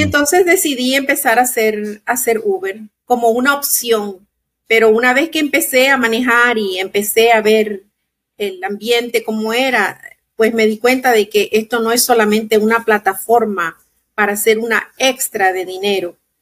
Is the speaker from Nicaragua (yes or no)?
yes; Nicaragua; also born or lived in Maryland / Chicago; now in Florida, United States; soy de Nicaragua, tengo casi 35 años viviendo en Estados Unidos